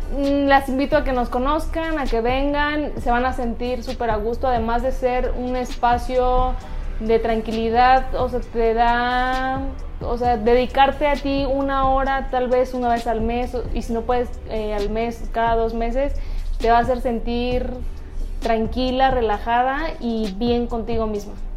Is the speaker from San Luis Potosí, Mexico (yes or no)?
no; Hidalgo, Mexico; now in Querétaro, Mexico; yo soy del estado de Hidalgo, llevo viviendo aquí en Querétaro 14 años